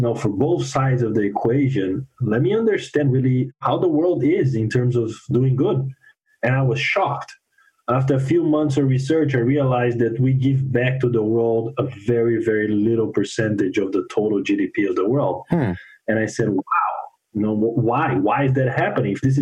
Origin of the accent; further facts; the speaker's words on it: Brazil; moved away as an adult; also born or lived in Fort Wayne, Indiana; now in Miami, United States; I'm originally from Brazil